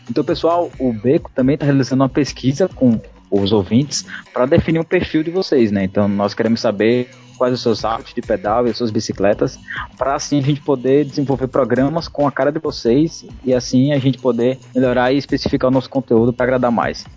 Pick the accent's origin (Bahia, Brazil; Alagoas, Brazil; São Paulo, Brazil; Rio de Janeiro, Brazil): Alagoas, Brazil; Maceió; eu sou aqui de Maceió, Alagoas